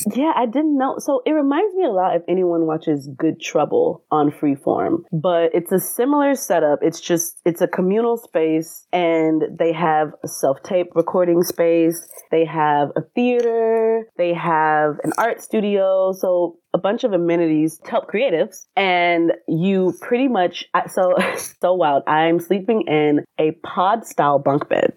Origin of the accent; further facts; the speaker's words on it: Atlanta, Georgia, United States; I am from Atlanta, Georgia